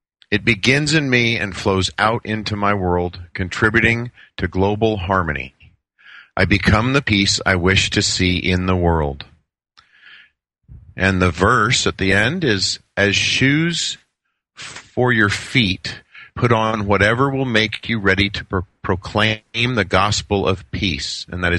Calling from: Phoenix, Arizona, United States; Phoenix, Arizona.

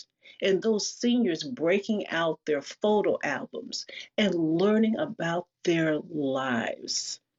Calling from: Seattle, Washington, United States; I'm coming from Seattle, and I'm going to talk very, very quickly because I know time is of the essence.

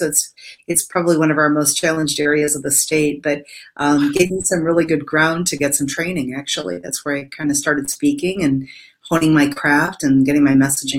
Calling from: Indiana, United States; I am in Northwest Indiana, about 45 minutes from Chicago.

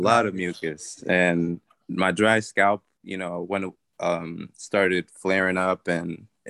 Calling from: New York, United States; I'm good. I'm calling from New York.

